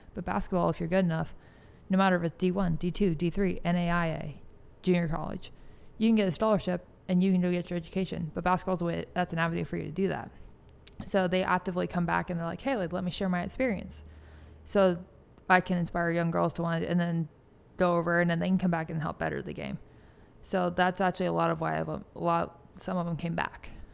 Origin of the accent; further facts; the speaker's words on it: Bay Area, California, United States; moved away; I grew up in the Bay Area